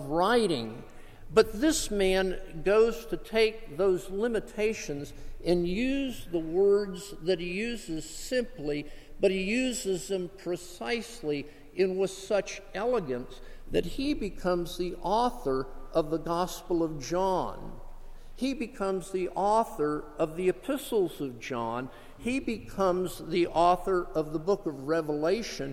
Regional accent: South Florida, United States; moved away; also born or lived in Gulfport, Mississippi; I grew up in South Florida

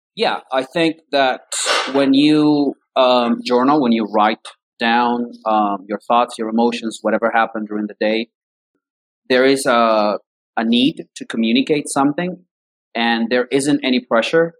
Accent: Caracas, Capital District, Venezuela; English is a second language; I grew up in um, Caracas, that's the capital city of Venezuela

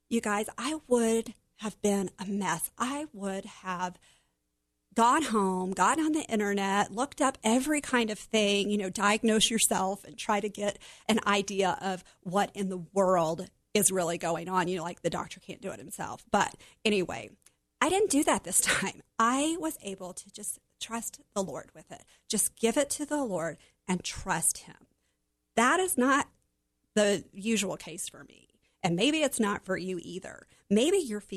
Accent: Oklahoma, United States; Growing up in Oklahoma, we had a pool in our backyard

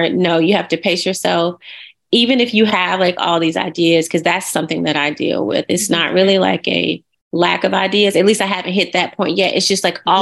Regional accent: Montgomery, Alabama, United States; I'm actually from Montgomery, Alabama

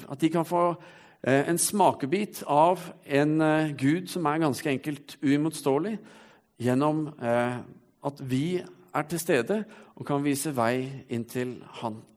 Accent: Stavanger, Rogaland, Norway; Som du kanskje ikke hører på dialekten min, så har jeg vært en eh, skikkelig siddis en gang i tiden. Kav Stavanger. Og eh, det var fordi når jeg var fem år, så flyttet familien min hit.

